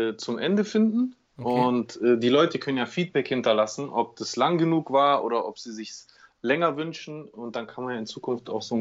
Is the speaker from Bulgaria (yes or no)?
no; Greece; am meisten, was man da als Grieche immer gesagt bekommt, ist immer